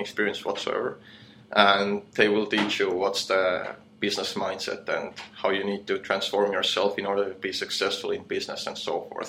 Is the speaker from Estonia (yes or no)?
yes; Estonia; moved away as an adult; now in Chiang Mai, Thailand; I come from Estonia